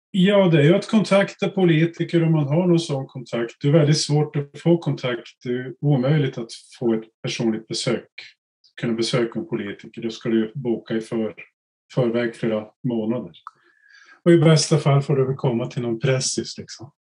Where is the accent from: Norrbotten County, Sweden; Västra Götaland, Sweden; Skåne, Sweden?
Norrbotten County, Sweden; Vi var ett gäng från Norrbotten